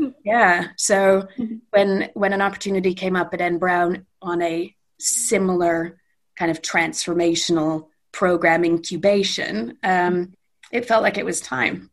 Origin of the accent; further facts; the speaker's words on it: Edmonton, Alberta, Canada; moved away as an adult; also born or lived in London, United Kingdom / Calgary; now in Manchester, United Kingdom; I'm Canadian and spent my formative years in in really glorious Western Canada. I grew up in Edmonton